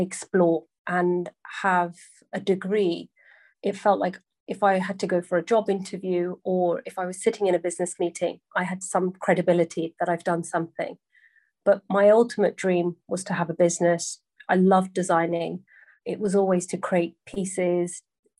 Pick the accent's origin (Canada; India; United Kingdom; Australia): United Kingdom; Sunbury-on-Thames, South East England; I grew up in a town called Sunbury-on-Thames, and the upbringing was really nice.